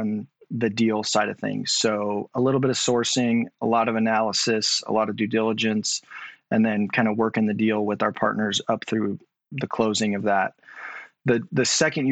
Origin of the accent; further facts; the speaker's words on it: outside of Seattle, Washington, United States; also born or lived in Texas; I grew up outside of Seattle, about an hour and a half outside of Seattle.